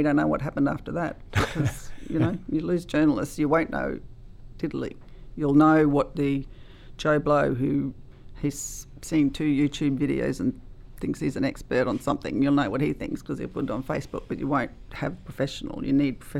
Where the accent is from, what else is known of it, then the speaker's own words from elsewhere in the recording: Gympie, Queensland, Australia; I love this town. It's my hometown